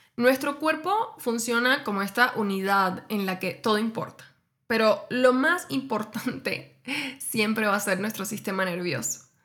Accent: Cuba; moved away as an adult; now in Mexico; yo emigré hace casi seis años desde Cuba hacia México

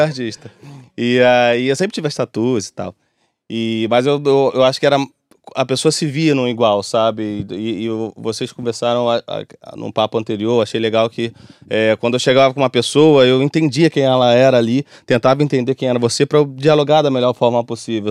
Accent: Rio de Janeiro, Brazil; eu sou de comunidade e tudo mais. É, nascido e criado em Bangu

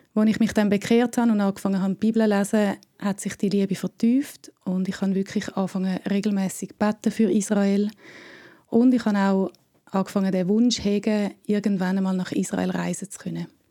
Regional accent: Switzerland; ich bin aus der Schweiz, aber auch halb Deutsche

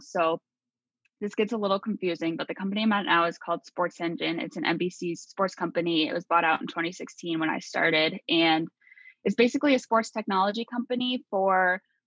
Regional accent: Iowa, United States; I was born and raised in Iowa, like a small Iowa town

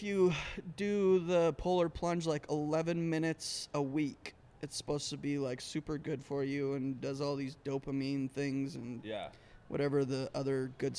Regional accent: Alberta, Canada; moved away; I grew up in Canada.

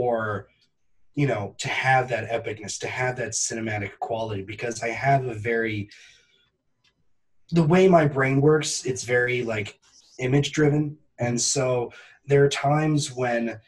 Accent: Northern New Hampshire, United States; growing up in Northern New Hampshire, with a dad who is a forester

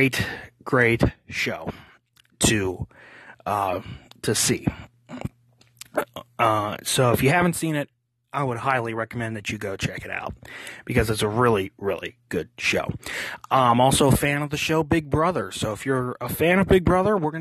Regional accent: Pittsburgh, Pennsylvania, United States; I'm originally from Pittsburgh

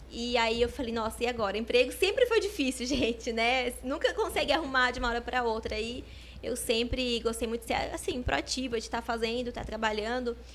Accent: Botucatu, São Paulo, Brazil; Sim, sou de Botucatu mesmo. Nascida aqui. E toda a minha família também. Nunca saí de Botucatu.

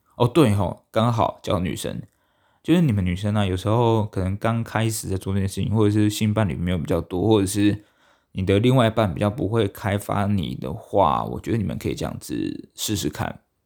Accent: Taiwan; 我们台湾人呢

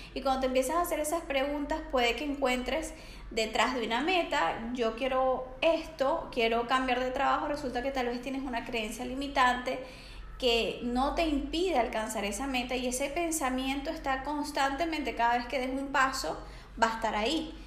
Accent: Venezuela; moved away as an adult; now in Barcelona, Spain

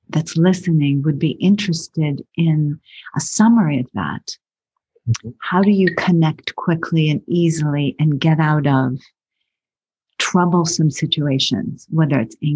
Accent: Massachusetts, United States; I'm from Massachusetts, spent a lot of time at Harvard.

